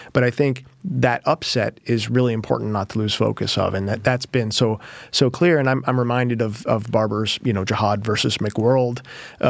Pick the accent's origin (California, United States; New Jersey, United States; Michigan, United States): Michigan, United States; I'm from Michigan